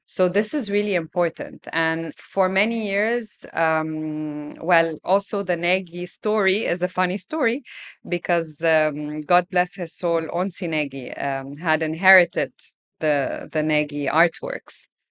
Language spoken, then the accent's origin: English; Alexandria, Alexandria Governorate, Egypt; I grew up in Alexandria.